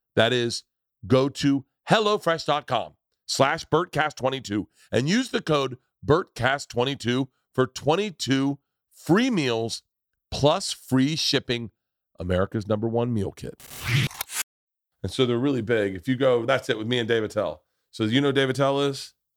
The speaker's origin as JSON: {"language": "English", "town": "Tampa", "region": "Florida", "country": "United States", "tie": "born or raised there", "said": "growing up in Tampa"}